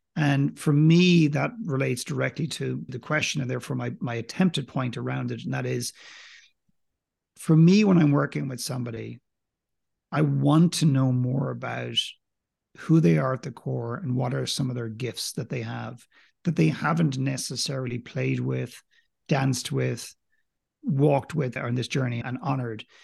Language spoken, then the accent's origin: English; Ireland; accent: Irish; I don't have a very strong accent. I'm clearly Irish